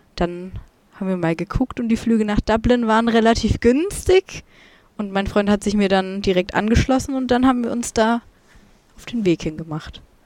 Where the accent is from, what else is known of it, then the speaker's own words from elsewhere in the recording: Germany; ich komme aus Deutschland